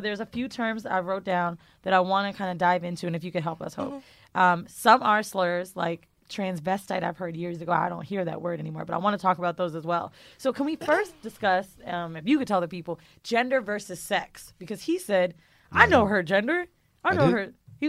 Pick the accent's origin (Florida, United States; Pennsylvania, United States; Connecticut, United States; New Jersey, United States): Florida, United States; also born or lived in San Francisco, California; now in New York, United States; I'm from Florida